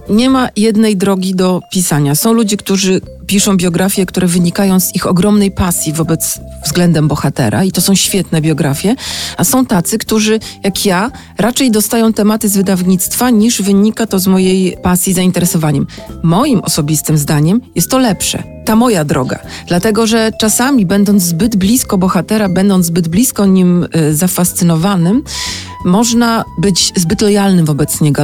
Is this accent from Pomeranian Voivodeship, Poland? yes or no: yes; Sopot, Pomeranian Voivodeship, Poland; Ja jestem z Sopotu, ja mam bliżej do Sztokholmu niż do Sanoka